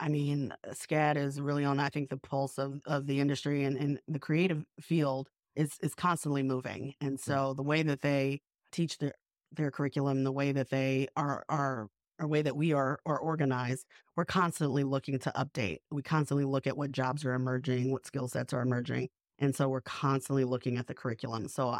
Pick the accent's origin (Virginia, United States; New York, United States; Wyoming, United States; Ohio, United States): New York, United States; now in Savannah, United States; I'm a New Yorker, so I just walk everywhere.